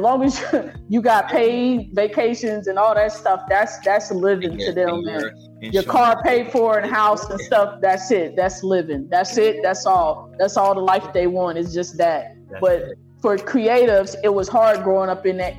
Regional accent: the Midwest, Oklahoma, United States; moved away as an adult; also born or lived in Los Angeles; I'm from the Midwest

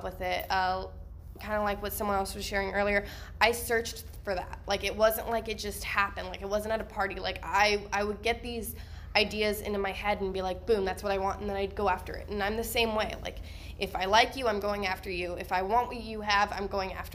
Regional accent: Texas, United States; we're from Texas in the slums, like I'm hood

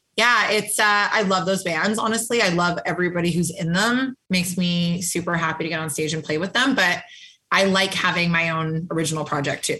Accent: Calgary, Alberta, Canada; now in Toronto, Canada; I lived in Calgary, Alberta. So I'm not from Toronto.

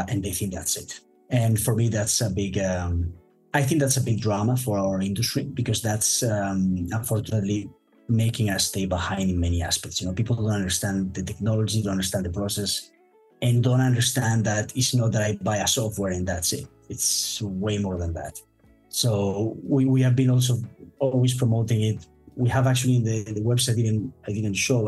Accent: Madrid, Community of Madrid, Spain; moved away as an adult; also born or lived in United Kingdom; now in Hong Kong, China; my hometown, which is Madrid in Spain. I'm actually now currently living in Hong Kong.

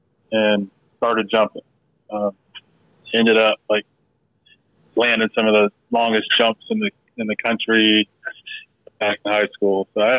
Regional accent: Germany; born there; But I was born in Germany, and I think when it's all said and done, I think my family ended up being in nine years there. So half my childhood, right, spent back and forth to Germany.

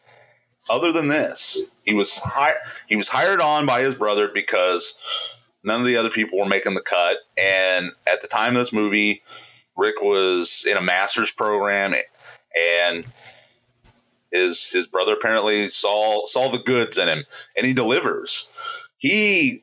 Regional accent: Indiana, United States; we are from Indiana

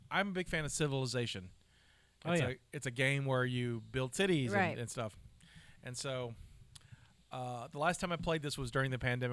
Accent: Alabama, United States; I'm from Alabama

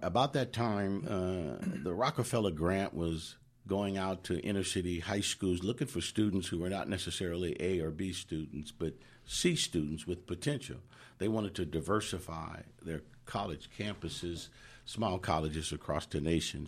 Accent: Oakland, California, United States; I grew up in Oakland

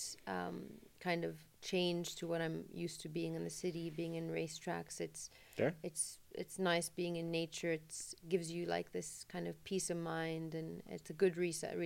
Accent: Jeddah, Makkah Province, Saudi Arabia; I'm from Jeddah, so the sea is something I've always loved

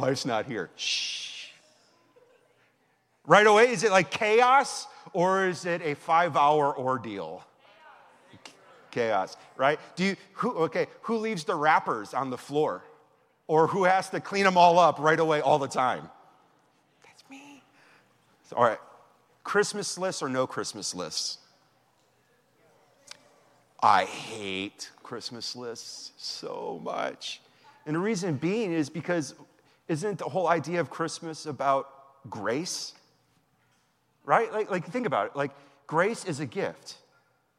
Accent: Wisconsin, United States; moved away; that's how we were raised in Wisconsin.

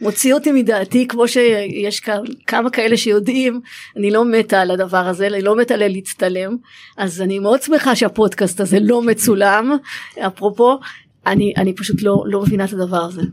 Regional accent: Israel

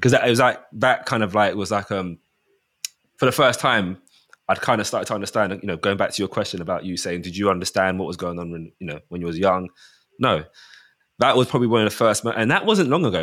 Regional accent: Mitcham, London, United Kingdom; born and bred, raised in Mitcham.

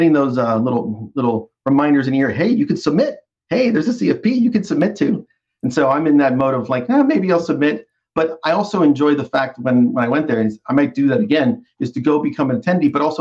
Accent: East Coast, United States; now in North Carolina, United States; I've born and raised on the East Coast my whole life

